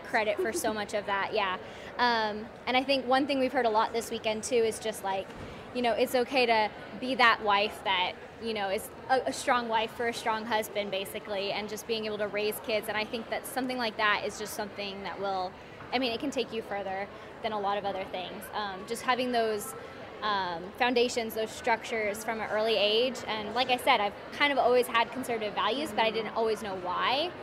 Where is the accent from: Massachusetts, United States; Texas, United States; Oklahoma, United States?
Texas, United States; Fort Worth; I am from Fort Worth, Texas